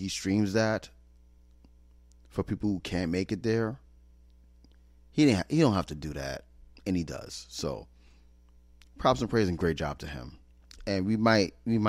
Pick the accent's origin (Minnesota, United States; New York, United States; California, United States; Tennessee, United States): New York, United States; moved away as an adult; now in San Francisco Bay Area, United States; I'm from New York, born and raised.